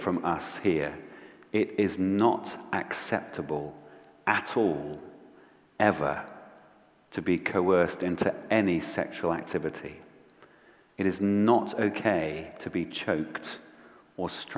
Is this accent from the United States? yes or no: no; Bristol, South West England, United Kingdom; when I was growing up in Bristol